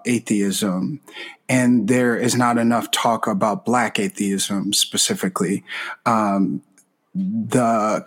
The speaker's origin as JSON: {"language": "English", "town": "Chicago", "region": "Illinois", "country": "United States", "moved": "yes", "said": "I'm from Chicago originally"}